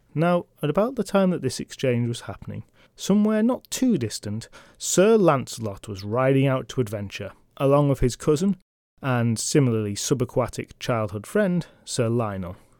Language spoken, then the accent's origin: English; England, United Kingdom; I'm from England